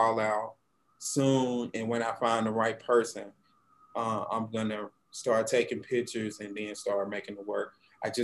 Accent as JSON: {"language": "English", "town": "Monroe", "region": "Louisiana", "country": "United States", "tie": "born or raised there", "said": "I'm originally from the North Louisiana, Monroe, Louisiana, which is on I-20"}